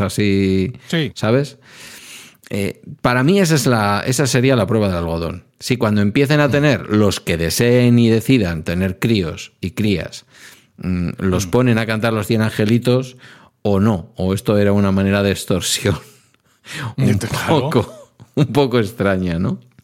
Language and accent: Spanish; Basque Country, Spain; somos también un pueblo